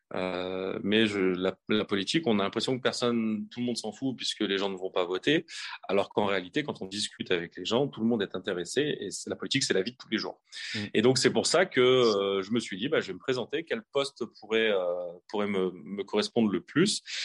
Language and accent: French; Haute-Savoie, Auvergne-Rhône-Alpes, France; also born or lived in Grenoble / Mont-de-Marsan; je suis natif de Grenoble, mais j'ai grandi en Haute-Savoie.